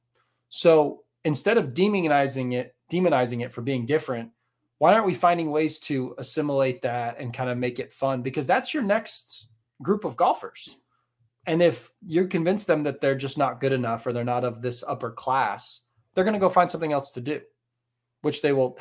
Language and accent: English; Northeast, United States; geographically we're from the Northeast